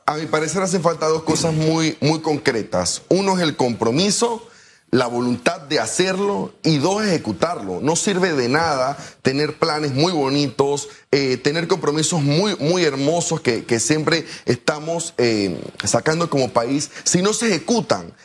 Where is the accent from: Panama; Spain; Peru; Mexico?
Panama